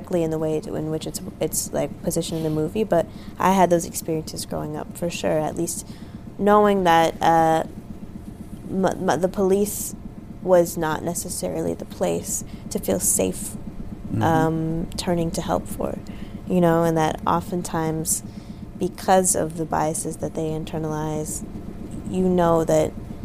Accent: Los Angeles, California, United States; I grew up in South Los Angeles

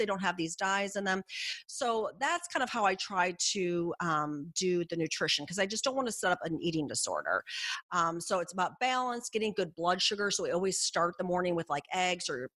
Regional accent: Midwest, United States; I'm from the Midwest

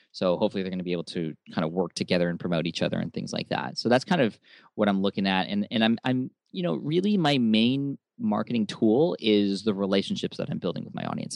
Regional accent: San Diego, California, United States; my hometown of San Diego

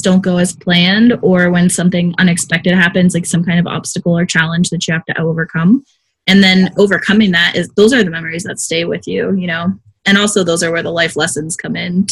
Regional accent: Gettysburg, Pennsylvania, United States; now in Arizona, United States; I am from Pennsylvania, but actually, like, Gettysburg, so not close. But, I mean, I'm in Arizona now

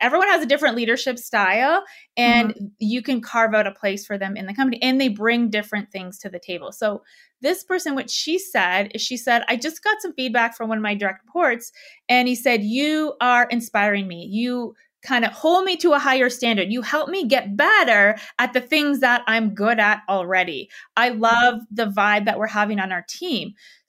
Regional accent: Canada; moved away as an adult; now in Denver, United States; I'm in Denver. So I'm Canadian. I used to live in Canada. And I just moved to Denver.

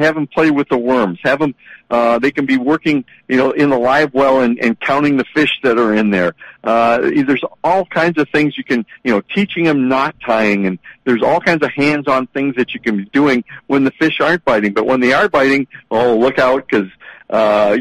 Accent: Milaca, Minnesota, United States; also born or lived in Ely, Minnesota; as a kid growing up in Malacca

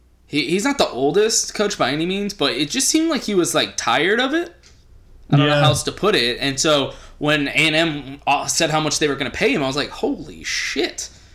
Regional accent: Central Texas, United States; I grew up in Central Texas, so I have a lot of friends that went to UT.

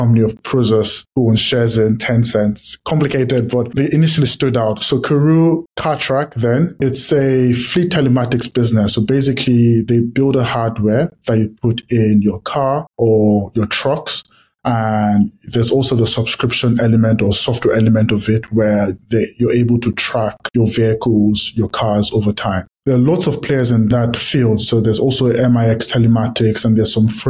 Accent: Nigeria; I grew up in Nigeria

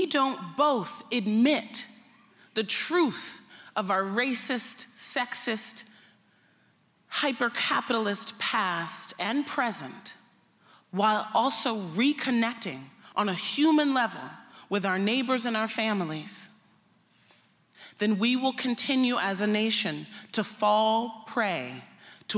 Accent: United States; I'm an American

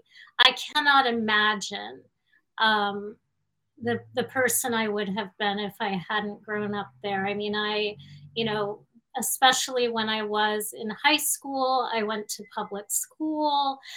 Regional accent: Miami, Florida, United States; moved away as an adult; also born or lived in Dallas, Texas / New York City; now in Queens, New York, United States; I grew up in Miami after having moved at the age of two from Dallas.

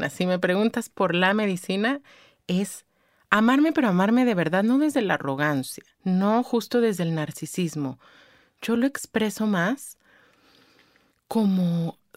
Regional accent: State of Mexico, Mexico; Vengo del Estado de México, donde pues obviamente todo es culpa de AMLO, ¿no?

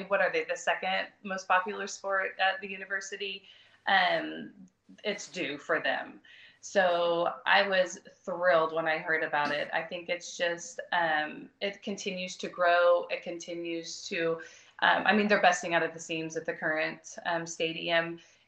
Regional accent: Broken Arrow, Oklahoma, United States; Since I was from Broken Arrow, I am from Broken Arrow.

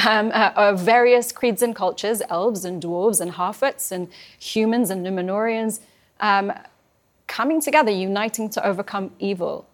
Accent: London, United Kingdom; also born or lived in Iran; I was born in Iran twenty days when, uh, uh, after the revolution, my parents had to escape. They were, um, political refugees opposed the Islamic Republic. Um, and I grew up in London

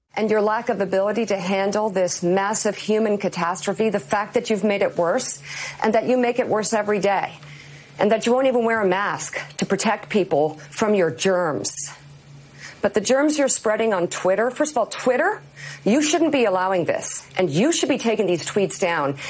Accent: Michigan, United States; be the governor of the, my home state

